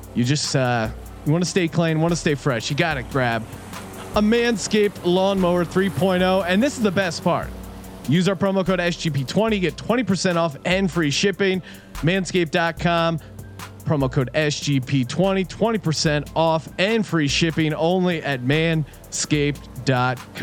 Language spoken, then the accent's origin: English; East Coast, United States; moved away; when I was growing up on the East Coast